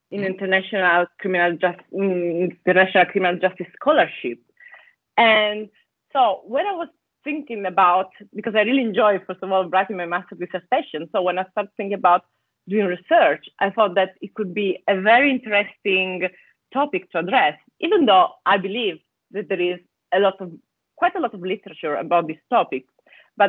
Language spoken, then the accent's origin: English; Italy; English is a second language; moved away as an adult; also born or lived in Bologna, Italy / Scotland; as you can guess from my accent, I come from Italy, is where I studied law at the University of Bologna